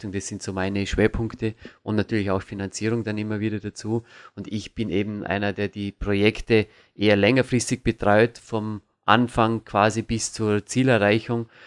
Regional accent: Vorarlberg, Austria; ich komme aus dem Bregenzer Wald. Das ist eine sehr, sehr äh, kernige Gegend, wie man so schön sagen kann.

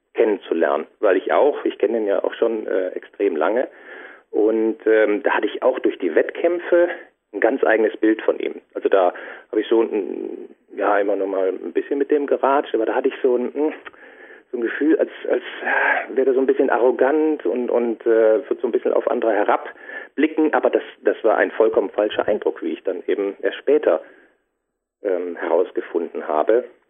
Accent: Düsseldorf, North Rhine-Westphalia, Germany; now in Franconia, Germany; ich bin gebürtiger Düsseldorfer, dann eben nach Franken gezogen, in die Fränkische

